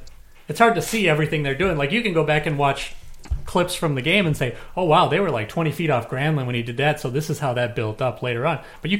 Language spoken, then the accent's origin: English; Minnesota, United States; even though I grew up in Minnesota and been a Vikings fan